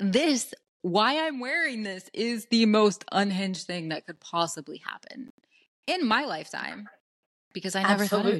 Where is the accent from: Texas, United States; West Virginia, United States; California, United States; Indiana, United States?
West Virginia, United States; I'm from West Virginia. You guys might not know what that means, but like, it means everyone's a Trump fan in my family.